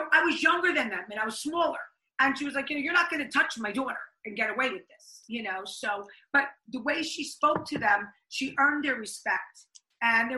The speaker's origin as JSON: {"language": "English", "town": "Elmwood Park", "region": "New Jersey", "country": "United States", "tie": "born or raised there", "said": "I am from Elmwood Park, New Jersey"}